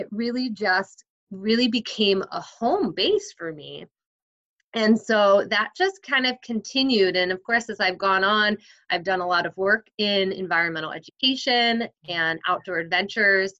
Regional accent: New Jersey, United States; I grew up in New Jersey

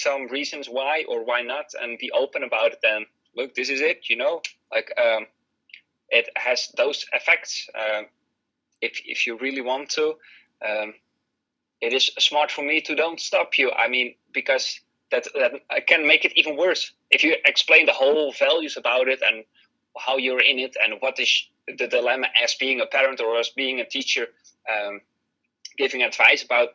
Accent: Netherlands; I'm from the Netherlands

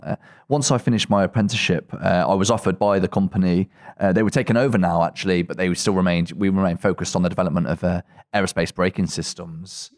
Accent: Coventry, West Midlands, United Kingdom; I'm originally from Coventry in England

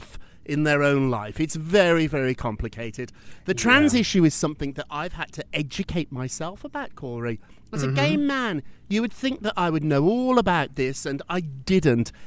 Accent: United Kingdom; I'm British

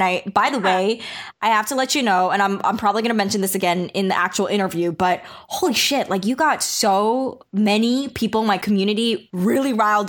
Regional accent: Long Island, New York, United States; also born or lived in Los Angeles; now in San Diego, United States; I'm from New York, and then I was most of my life raised in Long Island, New York

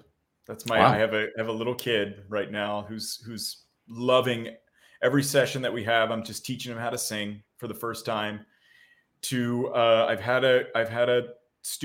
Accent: New Jersey, United States; Tyler and I are very close friends, and we grew up together in South New Jersey.

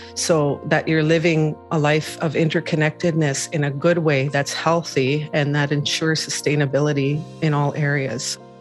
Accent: Pine Creek First Nation, Treaty 4 territory, Manitoba, Canada; now in Winnipeg, Canada; I'm Anishinaabe. I'm from Treaty 4 territory, Pine Creek First Nation.

